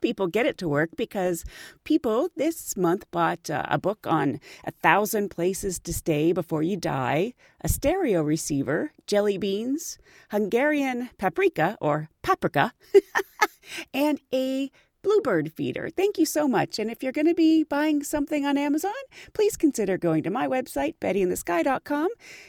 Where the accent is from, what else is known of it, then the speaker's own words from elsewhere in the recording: Pittsburgh, Pennsylvania, United States; moved away; I grew up in Pittsburgh, Pennsylvania, and growing up, since I really hadn't been anywhere else, I didn't realize that a lot of the slang in Pittsburgh is very specific to Pittsburgh.